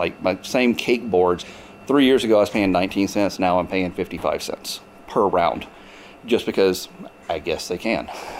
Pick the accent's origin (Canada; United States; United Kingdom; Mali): United States; Mississippi; now in Missouri, United States; so I grew up in Mississippi. We had 13 pecan trees on our property.